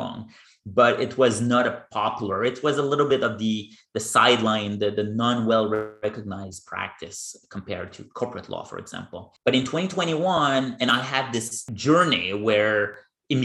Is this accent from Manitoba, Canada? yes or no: no; Gatineau, Quebec, Canada; moved away as an adult; also born or lived in Victoria / Beijing; I'm from there. It's my hometown. I grew up in Gatineau, and I did my entire education there